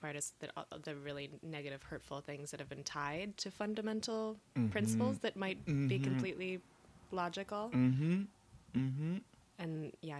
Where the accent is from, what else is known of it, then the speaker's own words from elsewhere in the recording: Midwest, United States; now in New York City, United States; And growing up in the Midwest